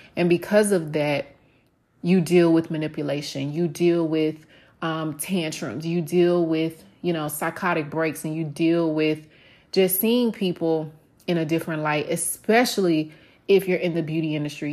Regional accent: the South, United States; moved away; me growing up in the South

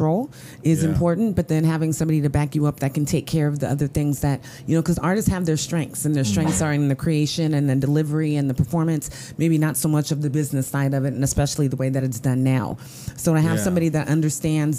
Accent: Elk Grove, California, United States; in my hometown, Elk Grove

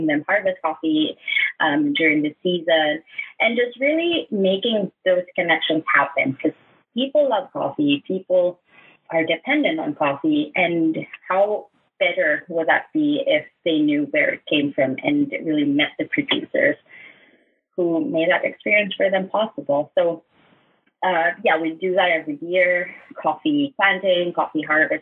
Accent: Kalinga, Cordillera Administrative Region, Philippines; I'm from Cebu, Kalinga, and I was born there

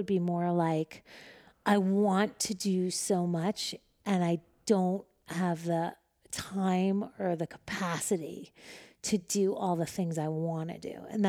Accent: Manhattan, New York, United States; And I'm from Manhattan. So like, if you look to the right or to the left, you're for sure going to crash. So when you look straight, like that was the only way to drive in New York City.

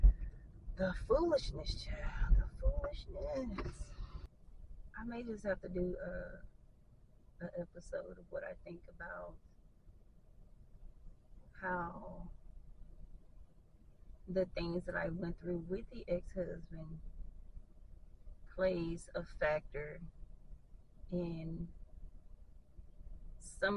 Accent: the South, United States; Growing up in the South

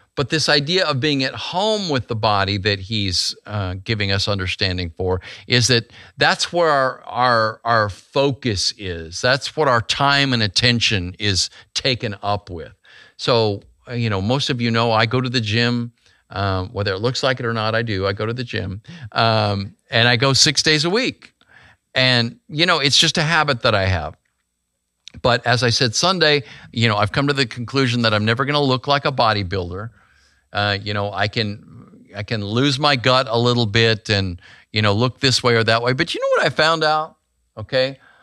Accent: Grand Canyon, Arizona, United States; moved away; I was born in Grand Canyon, Arizona

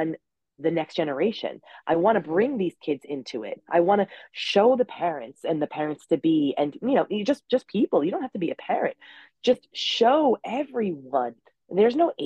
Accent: Long Island, New York, United States; I'm from New York. That's the Long Island.

